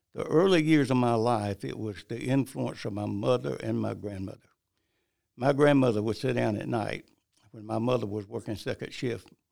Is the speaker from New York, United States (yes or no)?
no; Bennettsville, South Carolina, United States; also born or lived in High Point, North Carolina; I really grew up in South Carolina